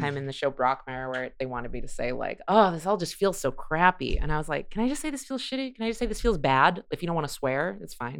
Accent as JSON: {"language": "English", "region": "California", "country": "United States", "tie": "born or raised there", "also_born_or_lived": "Chicago", "moved": "as an adult", "lives_now": "Los Angeles, United States", "said": "I grew up in California, and then I lived in Chicago"}